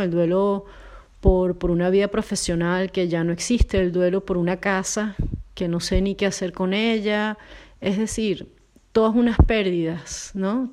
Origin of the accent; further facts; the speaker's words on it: Venezuela; moved away as an adult; now in Poland; me mudó de Venezuela para Polonia